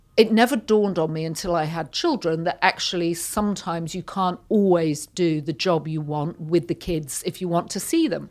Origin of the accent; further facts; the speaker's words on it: Yorkshire and the Humber, United Kingdom; now in United States; I grew up in Yorkshire, which is about two hundred miles north of London in the U K